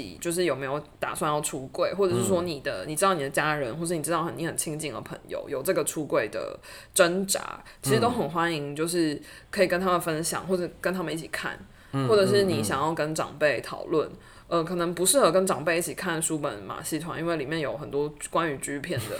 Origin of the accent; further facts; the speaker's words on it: Taiwan; 我们作为台湾人，在台湾看医生是很方便的，